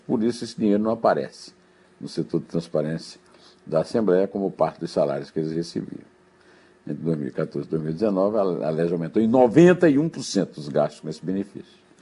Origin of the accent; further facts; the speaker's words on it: Sertão, Northeast Brazil, Brazil; Eu sou sertanejo